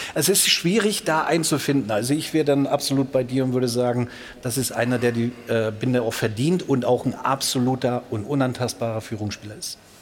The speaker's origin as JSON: {"language": "German", "area": "Ruhr area", "region": "North Rhine-Westphalia", "country": "Germany", "moved": "yes", "lives_now": "Bavaria, Germany", "said": "Ich bin aus dem Port, aber seit 24 Jahren in Bayern"}